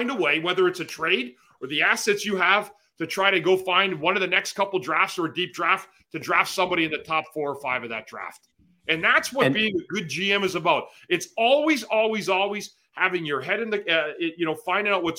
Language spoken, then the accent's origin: English; Ottawa, Ontario, Canada; I'm from Ottawa